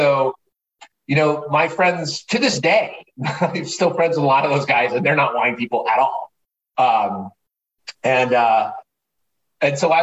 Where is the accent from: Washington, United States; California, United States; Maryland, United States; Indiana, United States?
California, United States; Southern; growing up in Southern California, punk rock skateboard kid